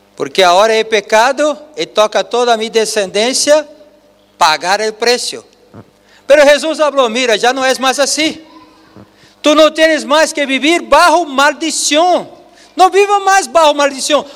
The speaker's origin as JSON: {"language": "Spanish", "country": "Brazil", "second_language": "Spanish", "moved": "yes", "said": "nosotros que venimos de Brasil"}